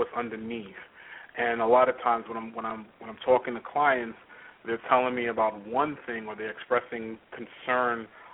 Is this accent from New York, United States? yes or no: yes; New York, United States; I was born and raised in New York, had the typical kind of New York experience growing up